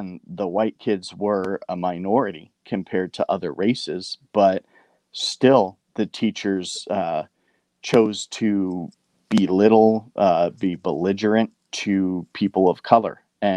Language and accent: English; Bellflower, California, United States; I grew up in Bellflower, California